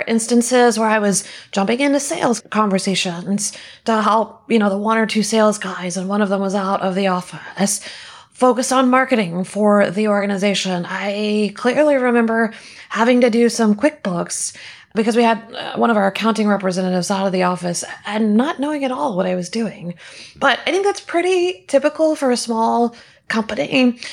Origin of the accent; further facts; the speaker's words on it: Houston, Texas, United States; also born or lived in Austin; I grew up in Houston. Most of my family is here in Houston